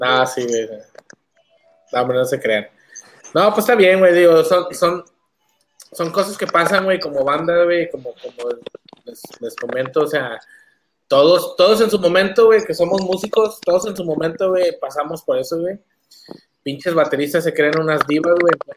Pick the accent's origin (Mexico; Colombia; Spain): Mexico; northern Mexico; somos norteños, güey, somos, somos de la ciudad